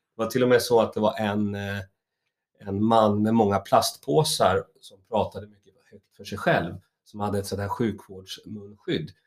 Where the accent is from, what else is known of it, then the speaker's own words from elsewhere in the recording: Stockholm, Stockholm County, Sweden; moved away as an adult; now in Roslagen, Sweden; jag är ju stockholmare